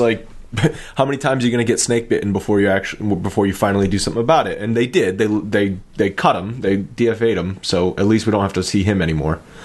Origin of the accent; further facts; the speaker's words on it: Rhode Island, United States; I'm from Rhode Island, which, uh, which is where I'm from.